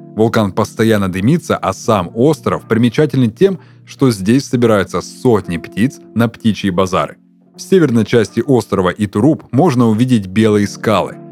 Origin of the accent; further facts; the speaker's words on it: Surgut, Khanty-Mansi Autonomous Okrug, Russia; now in Krasnodar, Russia; до моего родного города, до Сургута